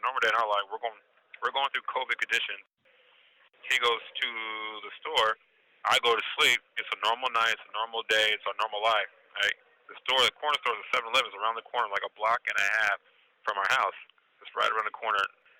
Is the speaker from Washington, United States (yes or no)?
yes; Seattle, Washington, United States; I am from Seattle, Washington. I'm in custody of the BOP in Mendota FCI in Mendota, California.